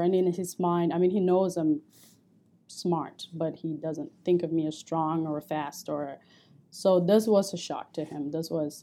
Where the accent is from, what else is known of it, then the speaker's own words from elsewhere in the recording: Cameroon; moved away as an adult; also born or lived in St. Cloud, Minnesota; now in United States; I grew up in Cameroon